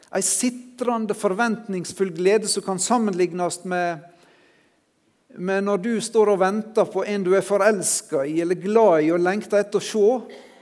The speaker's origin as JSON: {"language": "Norwegian", "area": "Sunnmøre", "region": "Møre og Romsdal", "country": "Norway", "said": "som sunnmøring"}